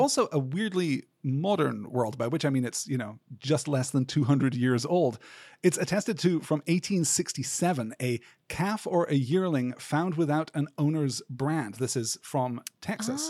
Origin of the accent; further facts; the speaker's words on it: United Kingdom; growing up in Britain